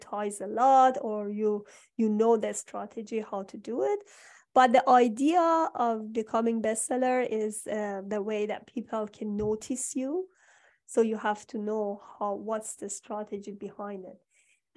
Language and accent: English; Iran; moved away; I'm from Iran.